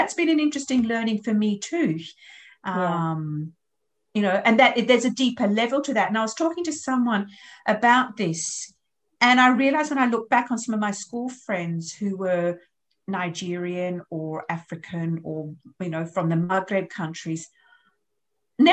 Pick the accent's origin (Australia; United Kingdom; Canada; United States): Australia; because I'm Australian, French, English